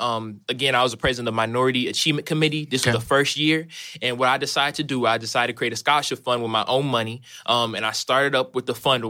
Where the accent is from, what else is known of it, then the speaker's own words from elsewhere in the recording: St. Charles, Missouri, United States; I am from St. Charles, Missouri.